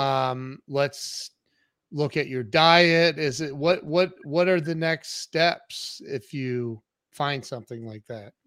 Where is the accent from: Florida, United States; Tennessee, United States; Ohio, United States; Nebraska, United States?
Ohio, United States; I'm from Ohio